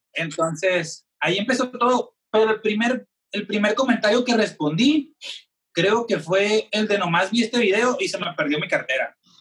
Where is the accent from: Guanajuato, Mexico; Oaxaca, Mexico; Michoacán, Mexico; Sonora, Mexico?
Sonora, Mexico; Hermosillo; soy tatuador de la ciudad de Hermosillo, Sonora